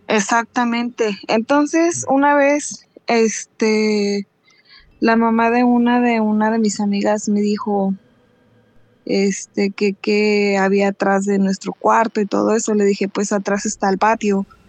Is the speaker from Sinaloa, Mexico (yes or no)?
no; Mexico City, Mexico; now in California, United States; soy de la Ciudad de México, pero vivo acá para California